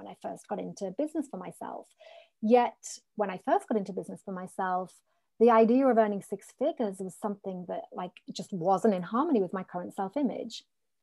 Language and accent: English; North East England, United Kingdom; I grew up in the Northeast of the country